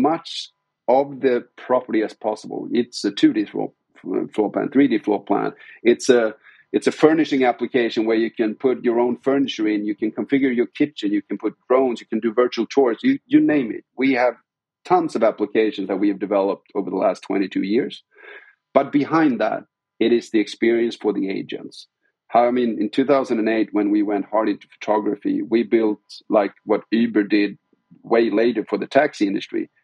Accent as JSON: {"language": "English", "country": "Sweden", "said": "we're hailing from Sweden. It's a very small country."}